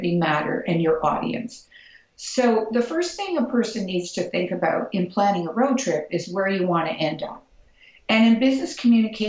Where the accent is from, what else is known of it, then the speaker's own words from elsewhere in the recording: Toronto, Ontario, Canada; because I'm from Toronto and I'm a Canadian